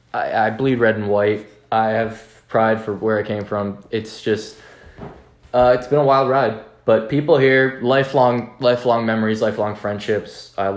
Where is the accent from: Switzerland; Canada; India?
Canada; Oakville, Ontario; moved away; I grew up in Toronto, or an hour outside Toronto, called Oakville.